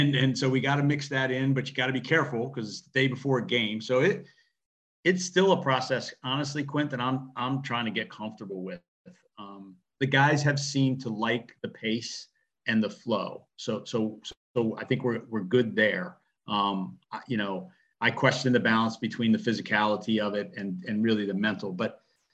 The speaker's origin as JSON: {"language": "English", "region": "Southern Maryland", "country": "United States", "said": "I was from Southern Maryland"}